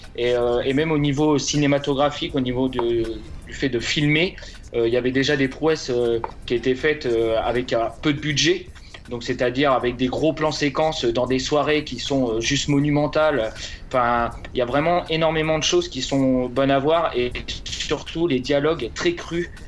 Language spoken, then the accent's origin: French; Montargis, Centre-Val de Loire, France; je viens de Montargis